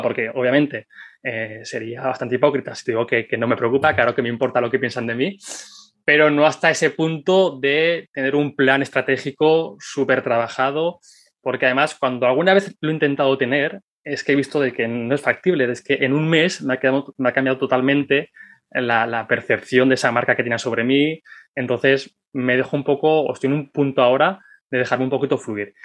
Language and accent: Spanish; Zaragoza, Aragon, Spain; yo soy de Zaragoza